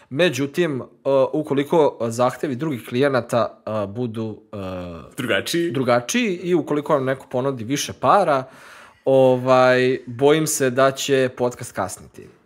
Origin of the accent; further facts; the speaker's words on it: Novi Sad, Vojvodina, Serbia; dolazim iz Novog Sada